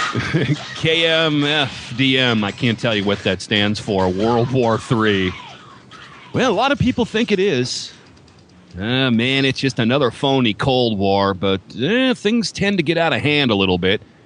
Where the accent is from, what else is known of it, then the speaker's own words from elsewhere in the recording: United States; I'm an American